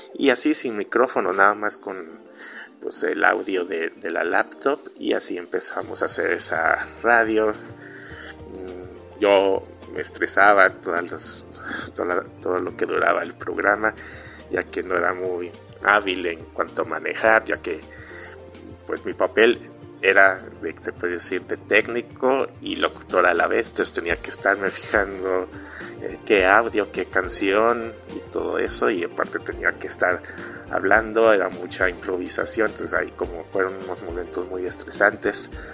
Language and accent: Spanish; Mexico; soy mexicano, tengo 39 años